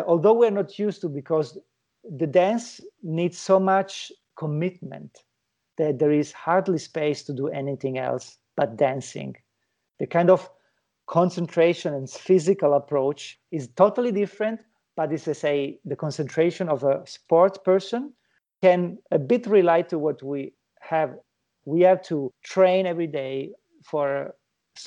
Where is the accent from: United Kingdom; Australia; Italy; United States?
Italy; moved away; my home country, which is Italy.